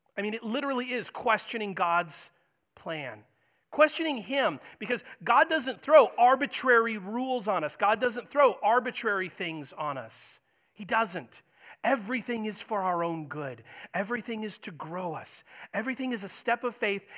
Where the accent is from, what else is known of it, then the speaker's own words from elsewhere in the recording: United States; I'm an American, proud to be an American